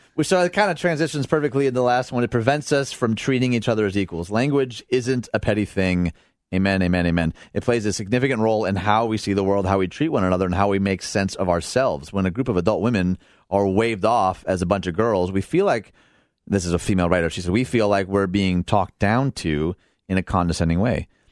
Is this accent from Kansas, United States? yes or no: no; outside Detroit, Michigan, United States; moved away as an adult; now in Illinois, United States; I grew up outside Detroit, never had my car broken into. I moved to Illinois